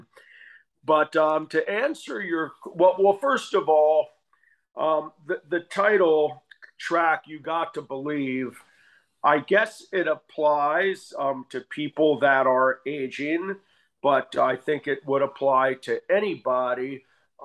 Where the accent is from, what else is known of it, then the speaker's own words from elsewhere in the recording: Asbury Park, New Jersey, United States; I grew up in Asbury Park, New Jersey